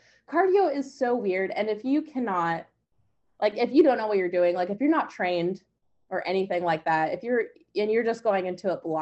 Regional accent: Portland, Oregon, United States; also born or lived in California; I'm from Portland, Oregon.

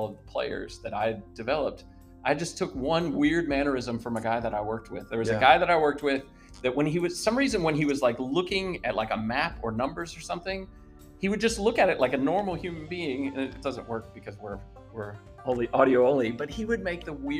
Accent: United States; I can do American accents because I grew up in America

